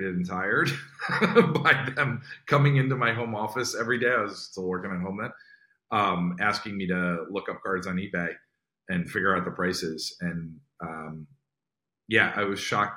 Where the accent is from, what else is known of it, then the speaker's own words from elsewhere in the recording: northern New Jersey, United States; I grew up in New Jersey, and I still live in New Jersey, northern New Jersey, right outside New York